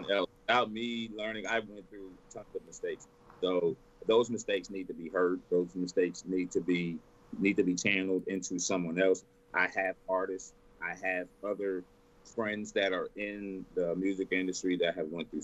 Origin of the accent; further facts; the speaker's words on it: Texas, United States; I'm born and raised in Texas. Born and raised.